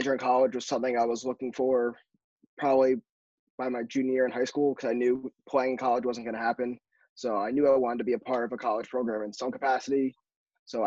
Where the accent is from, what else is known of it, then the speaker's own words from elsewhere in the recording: Connecticut, United States; Growing up in Connecticut